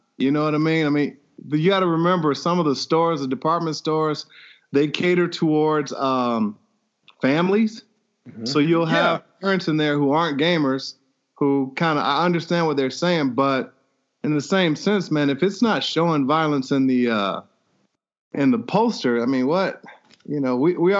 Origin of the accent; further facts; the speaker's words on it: Midwest, United States; I'm from the Midwest, man.